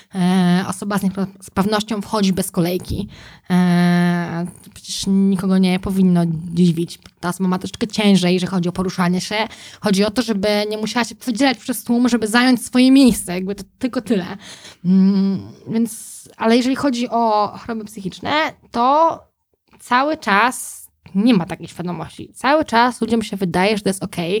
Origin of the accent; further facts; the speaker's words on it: Józefów, Masovian Voivodeship, Poland; jako dziecko mieszkałam w Józefowie pod Warszawą